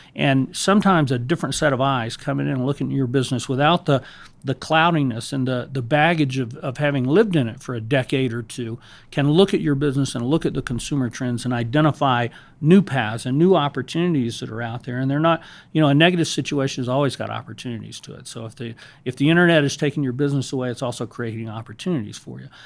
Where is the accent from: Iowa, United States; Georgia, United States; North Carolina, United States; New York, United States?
Georgia, United States; Savannah; I grew up in Savannah, Georgia, in the South